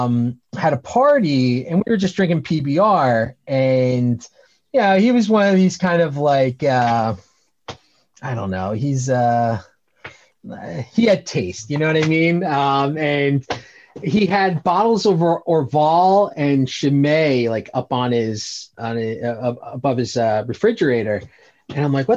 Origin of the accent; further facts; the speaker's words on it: Bucks County, Pennsylvania, United States; I grew up in Bucks County